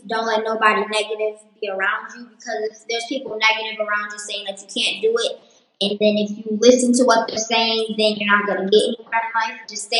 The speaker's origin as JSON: {"language": "English", "town": "Detroit", "region": "Michigan", "country": "United States", "said": "No, I'm from Detroit, Michigan."}